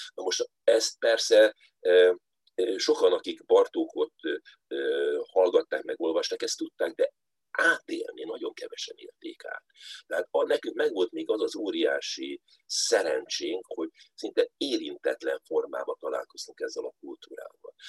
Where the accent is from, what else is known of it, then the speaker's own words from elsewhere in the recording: Budapest, Hungary; Budapesten a belvárosban lakva